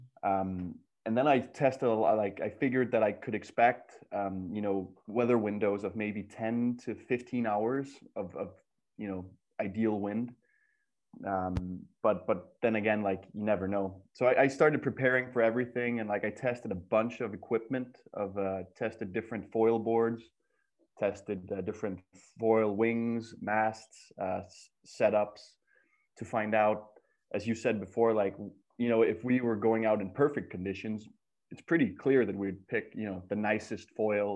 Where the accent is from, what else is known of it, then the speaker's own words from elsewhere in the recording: Denmark; growing up in Denmark, we were kind of an underdog nation.